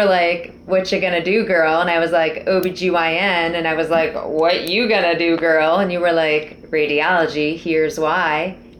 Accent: Cherry Hill, New Jersey, United States; moved away as an adult; also born or lived in New York City; In Cherry Hill, New Jersey, born and raised.

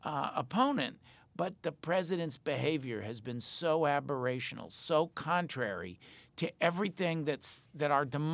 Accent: United States; But I said, I'm an American.

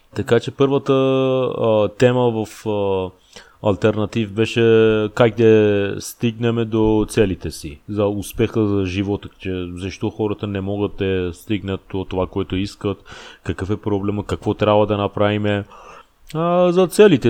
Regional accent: Iran; Bulgarian is a second language; moved away as an adult; now in Bulgaria; аз съм пораснал в Иран, ама искам да израснам в България

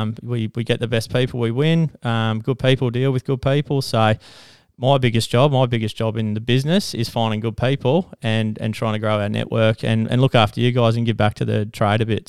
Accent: Toowoomba, Queensland, Australia; I come from Toowoomba, so I'm pretty much born and bred in Toowoomba.

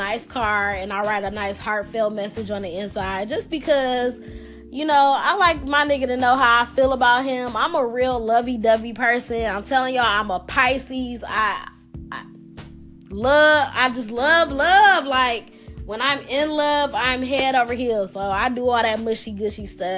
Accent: Detroit, Michigan, United States; I'm from Detroit, and you know, we have a Midwest thing that's called Sweetest Day

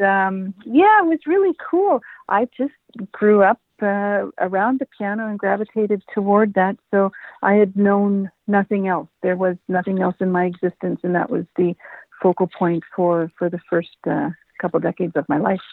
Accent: Edmonton, Alberta, Canada; moved away as an adult; I am uh, born, raised Edmonton, Alberta native.

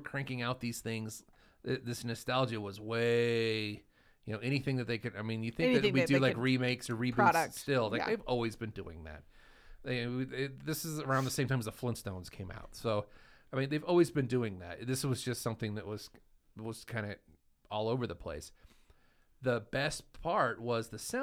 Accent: Idaho, United States; also born or lived in California; I'm from Idaho.

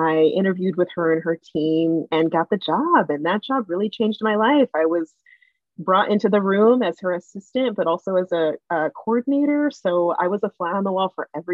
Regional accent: San Diego, California, United States; also born or lived in Santa Ynez Reservation; I'm originally from Southern California. I grew up between San Diego and the San Ynez reservation

